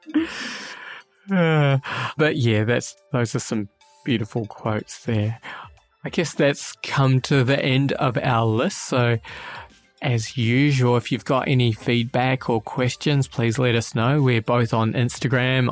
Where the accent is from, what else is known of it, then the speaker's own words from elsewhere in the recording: New Zealand; now in Australia; I'm a New Zealander living in Australia